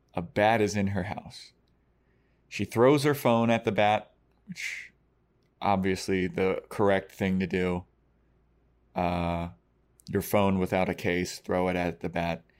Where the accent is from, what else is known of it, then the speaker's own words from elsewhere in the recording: Baltimore, Maryland, United States; I grew up in Baltimore City